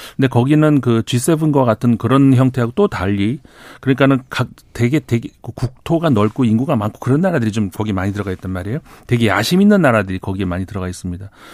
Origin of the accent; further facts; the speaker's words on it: South Korea; 제가 한국 사람이라서